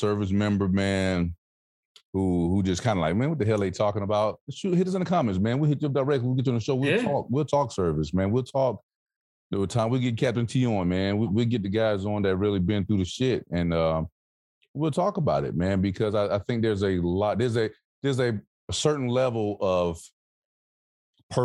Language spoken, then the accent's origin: English; the South, United States; moved away; I'm from the South.